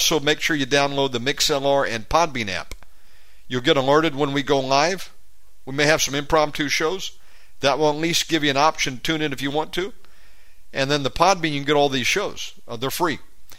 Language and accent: English; Georgia, United States; also born or lived in Plano, Texas; I was born in Georgia, but I lived in Plano from 84 to 86.